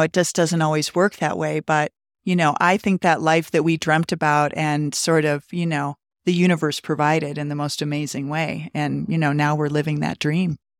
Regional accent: Montana, United States; moved away as an adult; also born or lived in Colorado Springs, Colorado; now in Steamboat Springs, United States; I grew up in Montana in a ski town

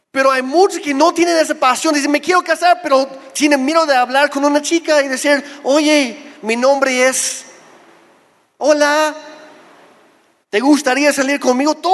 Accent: Oaxaca, Mexico; Lo primero que sale de mi boca no es soy canadiense, es soy de Oaxaca. Y luego no me creen. Pero soy oaxaqueño, soy mexicano con todo y papeles.

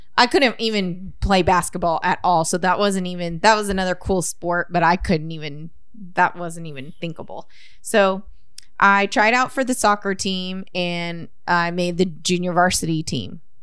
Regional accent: Corpus Christi, Texas, United States; We grew up in Flower Bluff

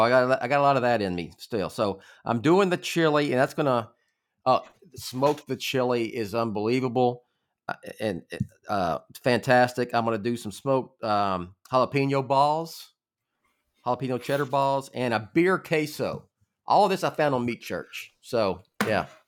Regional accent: Groves, Texas, United States; I grew up in Southeast Texas

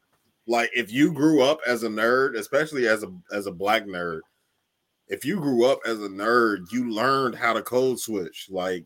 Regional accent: Cincinnati, Ohio, United States; I'm from Cincinnati

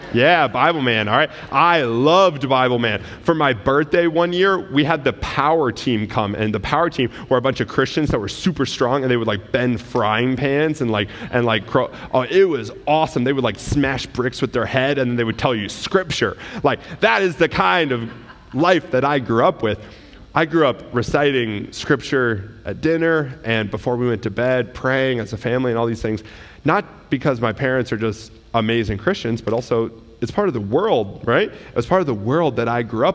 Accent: United States; we as an American culture

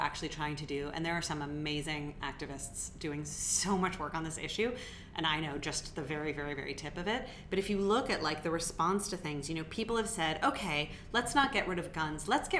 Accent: United States; my liberty as an American

